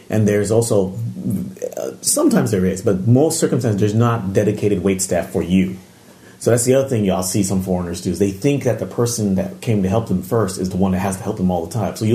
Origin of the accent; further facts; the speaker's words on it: Japan; although I grew up in Japan, I grew up mostly on military bases.